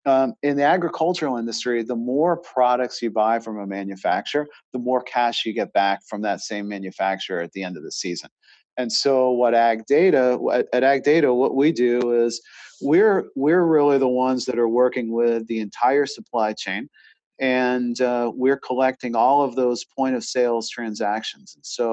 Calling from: Charlotte, North Carolina, United States

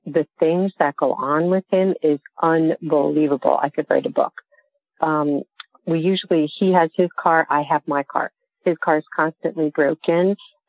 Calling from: Raleigh, North Carolina, United States; I'm calling from Moldy Raleigh.

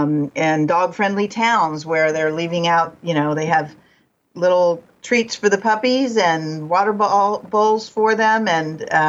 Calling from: Tallahassee, Florida, United States; I'm calling in from Tallahassee, Florida.

